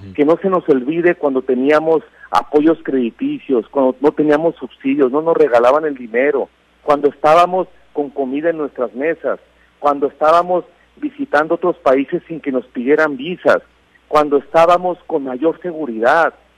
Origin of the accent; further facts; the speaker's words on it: Mexico; como mexicanos